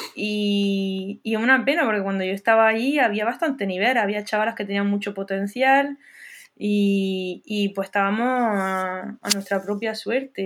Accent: Almería, Andalusia, Spain; moved away as an adult; also born or lived in Dublin, Ireland; now in Paris, France; soy almeriense, de pura cepa, de la cañada de San Urbano.

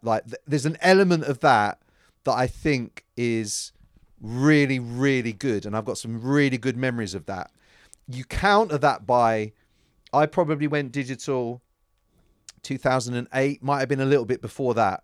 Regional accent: London, United Kingdom; I was from London

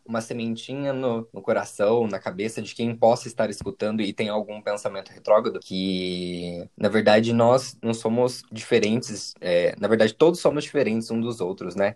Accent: Aguaí, São Paulo, Brazil; eu sou da cidade de Aguaí, São Paulo

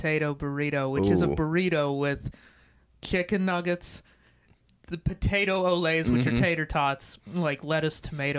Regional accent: Dillon, Montana, United States; born or raised there

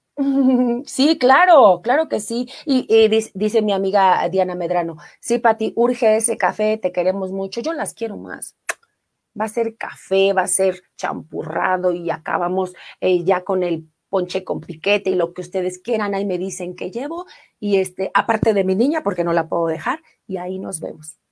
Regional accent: Mexico City, Mexico; yo soy orgullosamente de Iztapalapa, no así como de los ocho barrios, lamentablemente, pero sí, sí nací en la delegación Iztapalapa

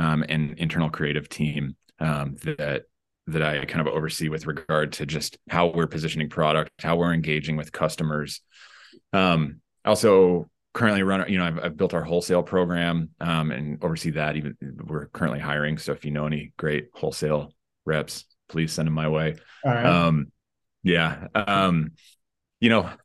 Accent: Denver, Colorado, United States; now in San Francisco, United States; I'm originally from Denver

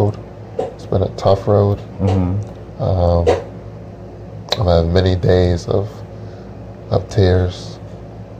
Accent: Utica, New York, United States; now in New Hampshire, United States; We were back in our hometown

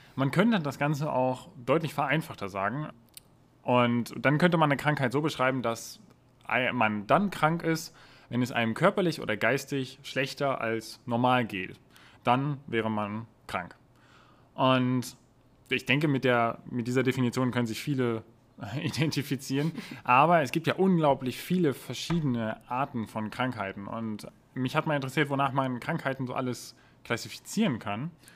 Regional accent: Germany; wir so als Deutsche

